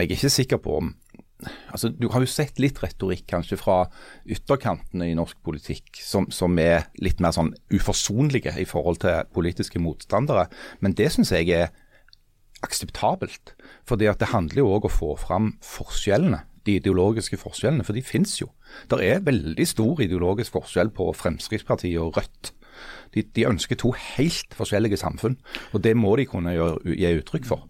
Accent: Stavanger, Rogaland, Norway; jeg kommer fra Stavanger, bor i Stavanger, uh, eh, jobber i Stavanger Aftenblad

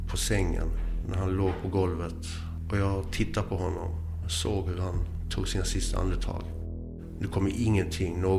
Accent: Eslöv, Skåne, Sweden; also born or lived in Boden; och eh, jag är född i Boden och har bott överallt i Sverige. Uppväxt i Skåne, Eslöv, finsk mamma, ingen pappa.

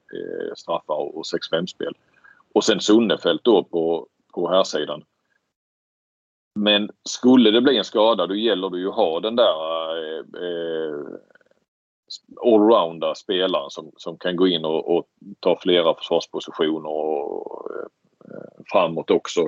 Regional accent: Sweden; som svensk

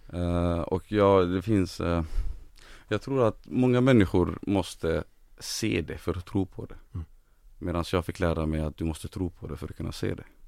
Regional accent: Gothenburg, Västra Götaland, Sweden; also born or lived in refugee camp on the Iraq–Saudi Arabia border; växte jag upp i Angered

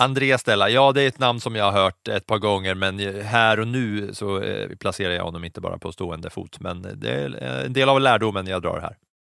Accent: Katrineholm, Södermanland, Sweden; moved away; jag bodde hemma hos mina föräldrar i Katrineholm

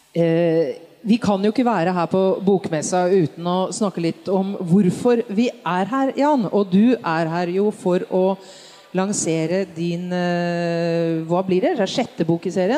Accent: Norway

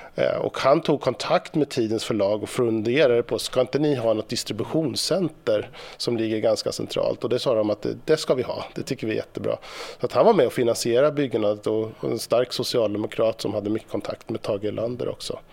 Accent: Sollentuna, Stockholm County, Sweden; Sollentuna arbetarkommun från- från- eller på, och det är där jag kommer ifrån. Och jag bor

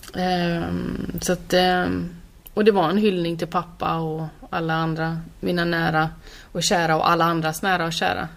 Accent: Borås, Västra Götaland, Sweden; Jag är ju från Borås

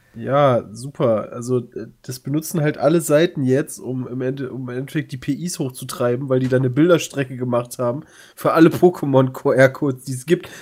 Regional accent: Germany; ich komme aus Deutschland

